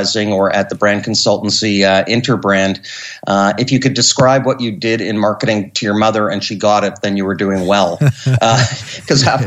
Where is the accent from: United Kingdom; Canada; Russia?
Canada; I'm a Canadian. I live north of Montreal in Quebec at a ski resort